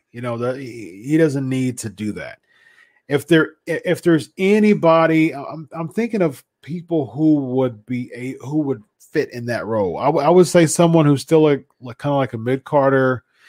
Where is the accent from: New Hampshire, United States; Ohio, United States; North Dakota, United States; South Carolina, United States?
North Dakota, United States; Brock wrestled at Bismarck State College way back in the day in my home state of North Dakota.